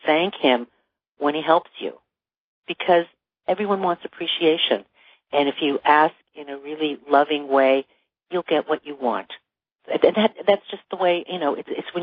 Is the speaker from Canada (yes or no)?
yes; Toronto, Ontario, Canada; now in Los Angeles, United States; I grew up in Toronto.